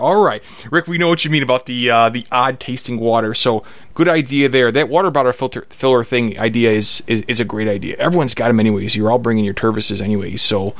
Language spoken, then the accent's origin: English; Chicago, Illinois, United States; I'm from Chicago.